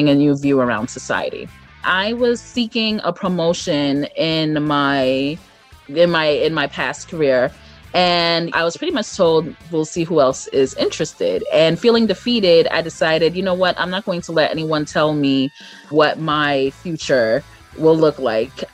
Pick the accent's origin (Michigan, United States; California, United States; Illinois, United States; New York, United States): New York, United States; Brooklyn; I am from Brooklyn, New York.